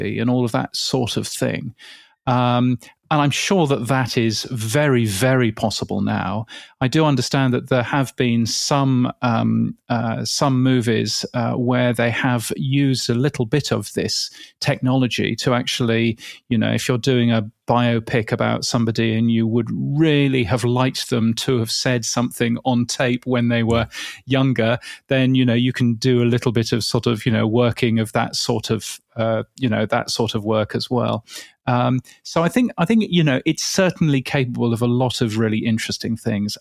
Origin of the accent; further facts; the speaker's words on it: United Kingdom; accent: British English; in a British English accent.